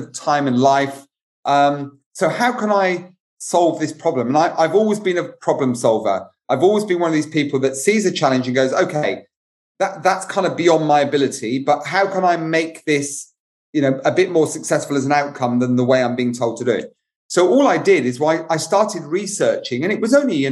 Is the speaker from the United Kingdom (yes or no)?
yes; United Kingdom; as a Brit